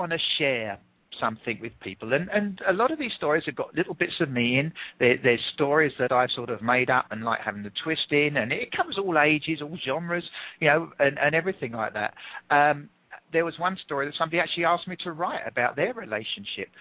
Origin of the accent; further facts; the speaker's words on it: England, United Kingdom; accent: English; I'm English.